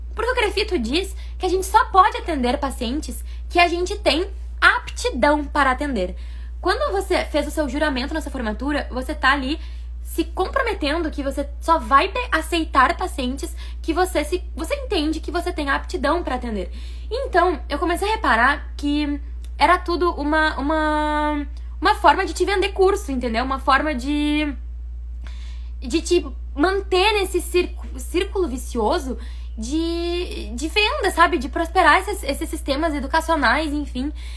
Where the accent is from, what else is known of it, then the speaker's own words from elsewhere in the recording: Taquara, Rio Grande do Sul, Brazil; moved away; also born or lived in Porto Alegre / São Paulo; eu sou de Taquara, capital do Sorriso, no interior do Rio Grande do Sul, que veio para Porto Alegre